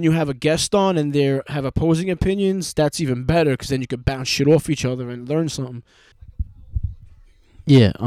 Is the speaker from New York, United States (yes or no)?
yes; New York, United States; I'm just some fucking asshole from New York